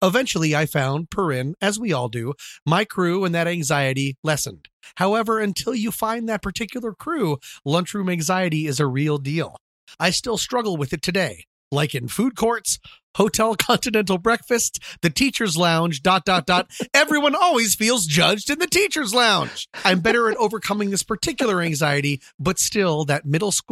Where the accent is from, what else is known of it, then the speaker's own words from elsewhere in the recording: Colorado, United States; also born or lived in Washington, D.C.; when I moved to Colorado from Washington, D.C. in the 4th grade.